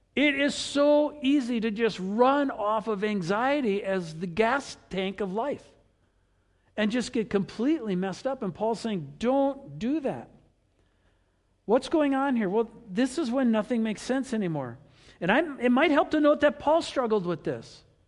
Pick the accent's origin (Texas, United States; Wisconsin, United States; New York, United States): Wisconsin, United States; we grew up with rivers in Wisconsin